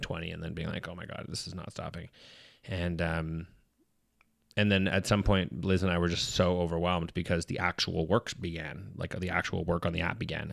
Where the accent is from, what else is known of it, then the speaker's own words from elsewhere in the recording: Edmonton, Alberta, Canada; I'm from Edmonton, where, uh, in my last year of high school